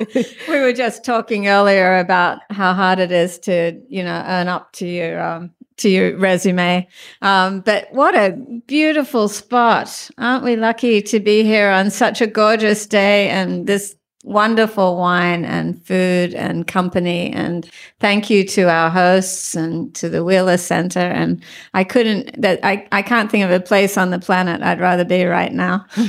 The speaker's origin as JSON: {"language": "English", "country": "Australia", "tie": "born or raised there", "moved": "as an adult", "lives_now": "United States", "said": "I was a very strange and nerdy child growing up in the Western suburbs"}